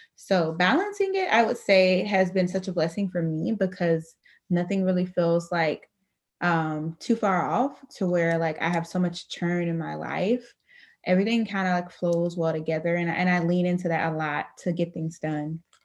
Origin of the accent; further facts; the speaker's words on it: Dayton, Ohio, United States; now in Grand Rapids, United States; I am originally from Dayton, Ohio. Currently reside in Grand Rapids, Michigan